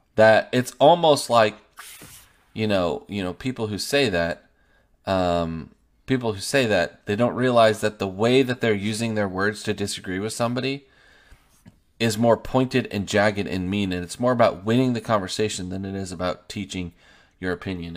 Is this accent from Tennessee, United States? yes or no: no; Oregon, United States; moved away as an adult; also born or lived in Kansas; now in Longview, Texas, United States; I'm from Oregon, and then we lived in Kansas the last seven years.